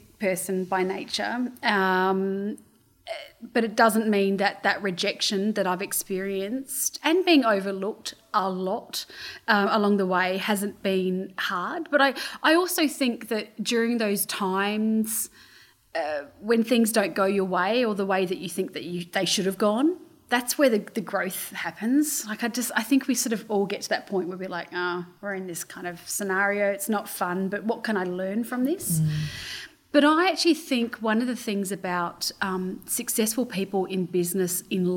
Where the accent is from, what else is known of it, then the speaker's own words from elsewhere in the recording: Australia; I'm Australian